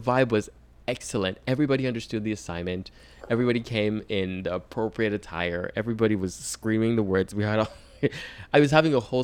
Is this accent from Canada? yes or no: no; Nigeria; now in United States; I'm Nigerian.